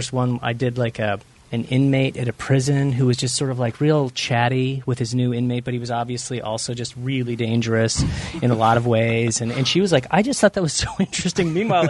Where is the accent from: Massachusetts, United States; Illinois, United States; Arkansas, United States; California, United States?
Illinois, United States; Carbondale; moved away as an adult; That's my homeland you're speaking of.